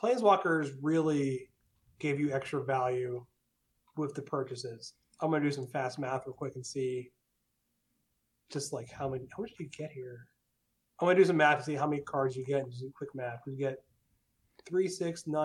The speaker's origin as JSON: {"language": "English", "town": "Pittsburgh", "region": "Pennsylvania", "country": "United States", "said": "I'm from Pittsburgh"}